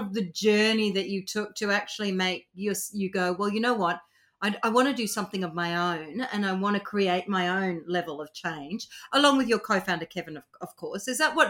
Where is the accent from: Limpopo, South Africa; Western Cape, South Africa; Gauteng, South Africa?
Western Cape, South Africa; Cape Town; I grew up in Cape Town in South Africa, and I remember in our house, we had a gorgeous house in Pinelands in Cape Town